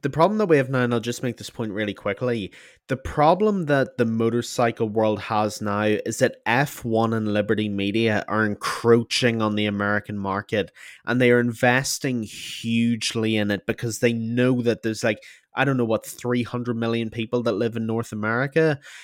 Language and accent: English; Ireland; being Irish